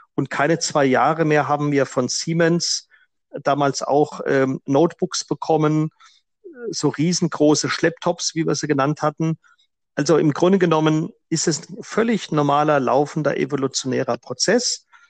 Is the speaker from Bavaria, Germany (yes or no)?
yes; Franconia, Bavaria, Germany; moved away as an adult; also born or lived in South Africa; Ich bin äh, zwar im Frankenland groß geworden